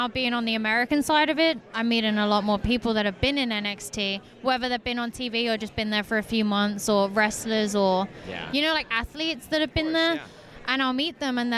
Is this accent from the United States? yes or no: no; United Kingdom; I'm the British technical wrestler